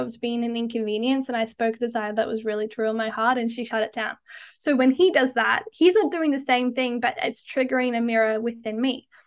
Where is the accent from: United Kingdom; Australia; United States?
Australia; now in Canada; as you can probably tell, I'm Australian, but I live in Canada